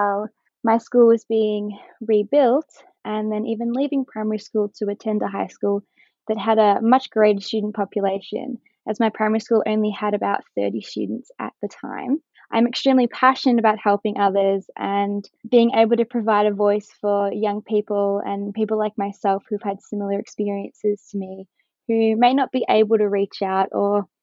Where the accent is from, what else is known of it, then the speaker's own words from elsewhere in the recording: Kinglake, Victoria, Australia; I am from Kinglake and I'm currently studying a Bachelor of Science at the University of Melbourne